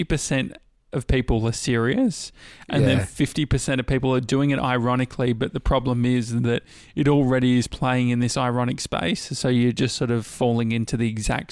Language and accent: English; near Dandenong, Victoria, Australia; I grew up near Dandenong.